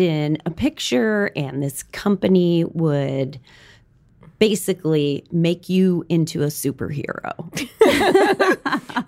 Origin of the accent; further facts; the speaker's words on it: Wisconsin, United States; moved away; I grew up in Wisconsin, went to school in Madison